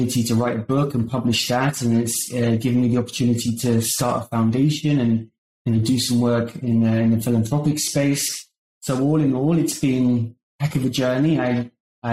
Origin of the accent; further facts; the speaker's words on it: United Kingdom; moved away as an adult; now in San Francisco Bay Area, United States; as you can probably tell by my accent, I grew up in the United Kingdom and I moved to the US in 2009